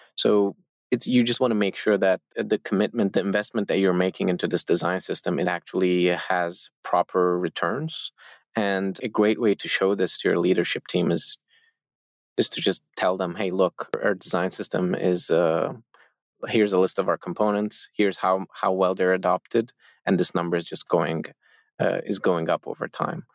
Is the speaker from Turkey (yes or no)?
yes; Turkey; we, all four founders of Zeppelin, we are all from Turkey.